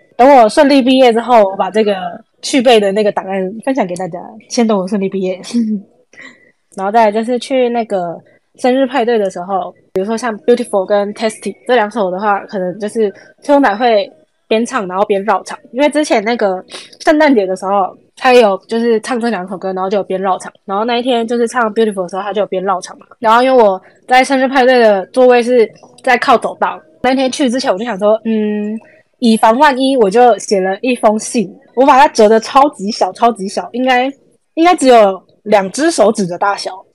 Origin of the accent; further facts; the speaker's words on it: Taiwan; 我们是台湾人